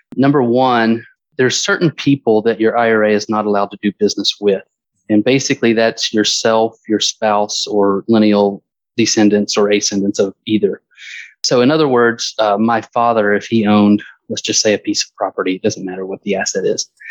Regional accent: Stone Mountain, Georgia, United States; moved away as an adult; also born or lived in Alabama / Fort Myers, Florida; now in Florida, United States; I grew up in Stone Mountain, Georgia, which is about 20 miles east of Atlanta.

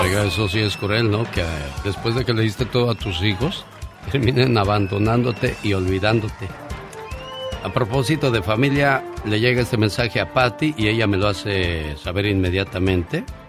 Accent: La Piedad, Michoacán, Mexico; moved away; Un día salí de la Piedad, Michoacán, pero la Piedad, Michoacán nunca salió de mí.

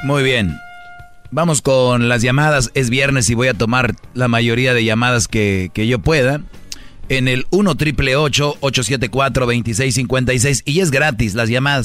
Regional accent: Jalisco, Mexico; yo soy de Jalisco

